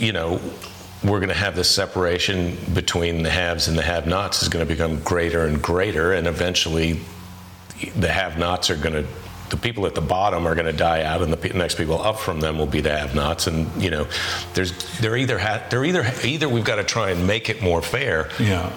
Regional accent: United States; as an American

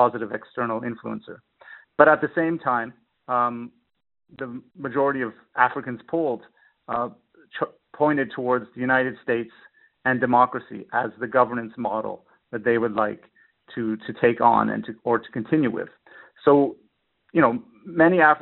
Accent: Canada; moved away as an adult; now in Denmark; I'm Canadian originally

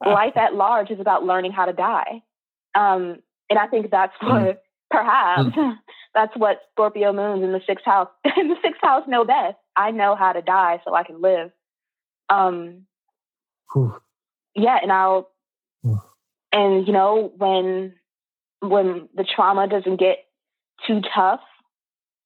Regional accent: Chicago, Illinois, United States; now in New England, United States; back home in Chicago

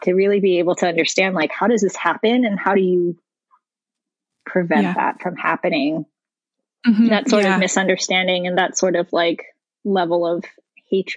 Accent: Hawaii, United States; moved away; also born or lived in New York / Colorado; I grew up in Hawaii where, you know, basically as an Asian person, I am part of the majority

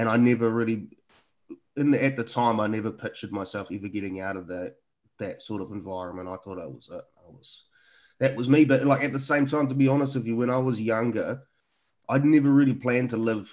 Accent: Picton, Marlborough, New Zealand; now in Auckland, New Zealand; growing up in Picton was really, I mean, growing up in rural New Zealand

